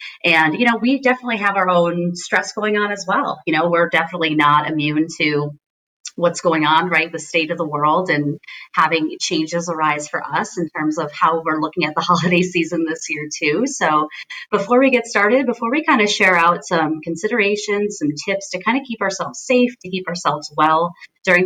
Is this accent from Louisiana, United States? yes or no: no; Scranton, Pennsylvania, United States; moved away; My entire family is back in Scranton, Pennsylvania.